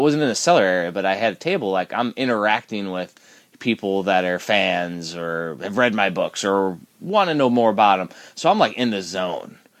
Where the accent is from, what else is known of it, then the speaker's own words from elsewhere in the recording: Midwest, United States; we're from the Midwest